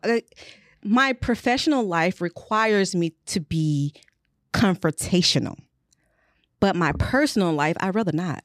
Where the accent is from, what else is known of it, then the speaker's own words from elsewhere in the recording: Luthersville, Georgia, United States; I am from Luthersville, Georgia.